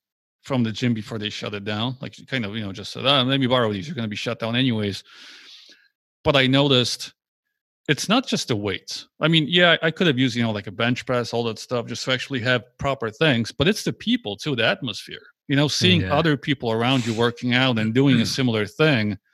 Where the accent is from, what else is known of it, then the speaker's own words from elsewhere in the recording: Poland; I was born in Poland. It was a communist country back then